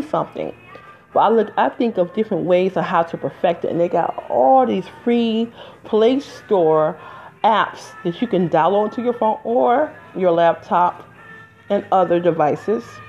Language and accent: English; Detroit, Michigan, United States; now in New Jersey, United States; I'm from Detroit